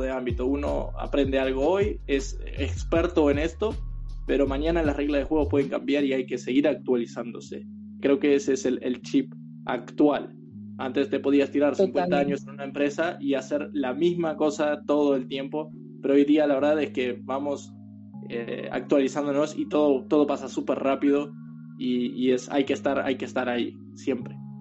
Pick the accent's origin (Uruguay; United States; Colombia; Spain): Uruguay; moved away as an adult; cuando emigré, cuando me fui de Uruguay